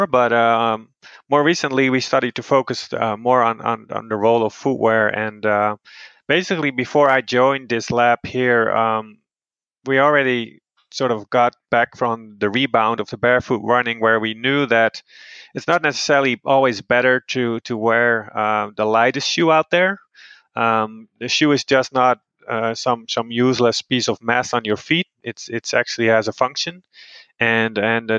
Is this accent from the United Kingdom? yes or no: no; Netherlands; now in Boulder, United States; I'm originally from the Netherlands, and I'm currently working at the University of Colorado in Boulder